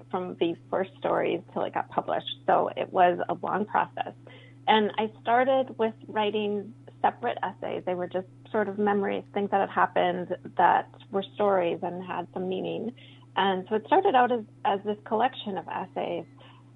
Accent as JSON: {"language": "English", "region": "Minnesota", "country": "United States", "tie": "born or raised there", "also_born_or_lived": "Colombia", "first_language": "Spanish", "said": "I had been born in Colombia, and my mom got divorced when I was 2 and brought me back to Minnesota."}